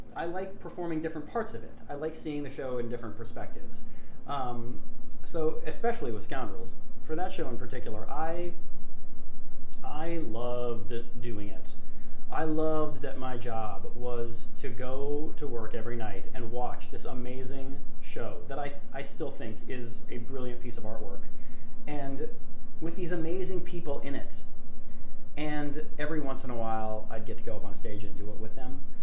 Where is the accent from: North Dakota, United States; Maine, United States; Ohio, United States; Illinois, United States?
North Dakota, United States; Grand Forks; I'm from Grand Forks, North Dakota um, which is a town almost in the exact geographical center of North America